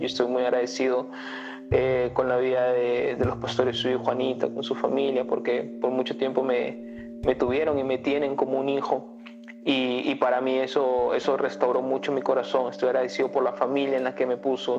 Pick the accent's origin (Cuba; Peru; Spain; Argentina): Peru; Villa El Salvador, Lima; moved away; yo yo vengo de un barrio de Villa Salvador